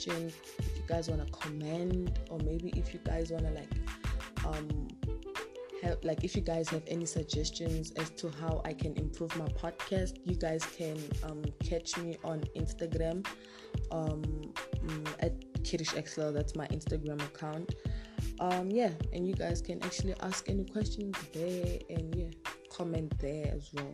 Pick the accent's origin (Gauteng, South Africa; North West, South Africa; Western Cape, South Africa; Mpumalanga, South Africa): North West, South Africa; now in Pretoria, South Africa; I come from South Africa. I am originally from Northwest, but I currently stay in Pretoria.